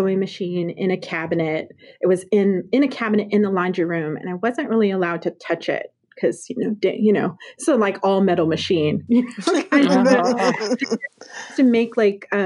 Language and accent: English; Colorado, United States; I grew up in Colorado